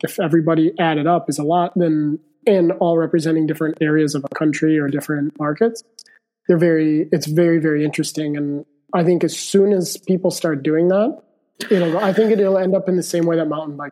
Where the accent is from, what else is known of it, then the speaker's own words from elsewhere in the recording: United States; now in Italy; I'm the one from North America